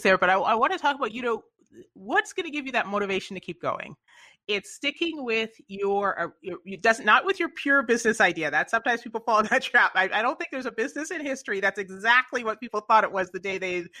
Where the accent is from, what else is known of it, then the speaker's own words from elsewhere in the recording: Canada; moved away; I grew up in Canada originally